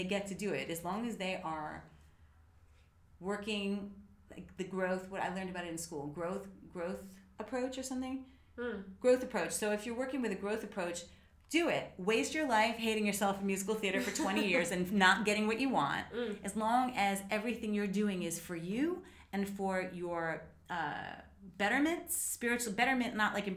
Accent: United States; I'm an American

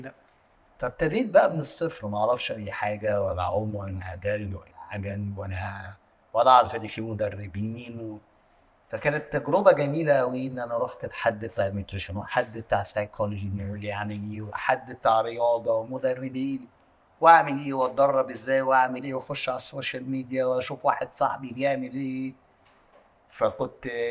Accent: Egypt; عندنا في مصر

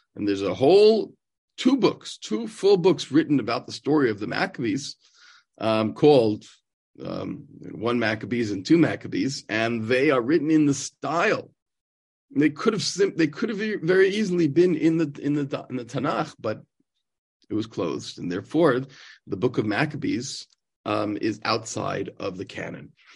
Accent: New York, United States; moved away as an adult; now in Israel; growing up in New York and being a Mets fan

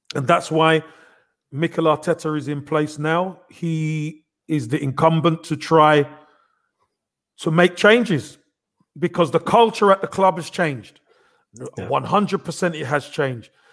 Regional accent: London, United Kingdom; I'm from Brixton. I'm from a, I'm a street boy.

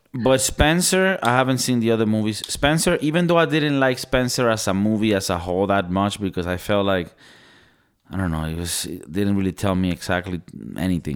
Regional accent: Venezuela; moved away; I'm from Venezuela

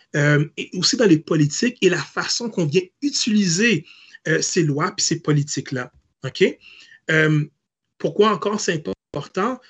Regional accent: Hull, Quebec, Canada; je suis né à l'hôpital de Hall

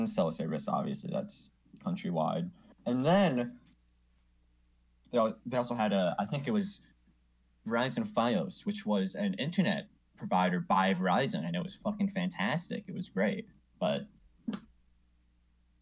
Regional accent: New York, United States; now in Colorado, United States; I'm from fucking New York

